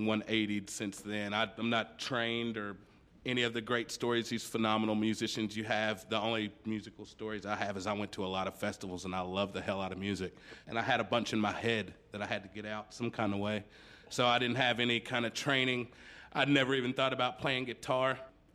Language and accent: English; Paris, Kentucky, United States; Bourbon County kid. I'm from Paris.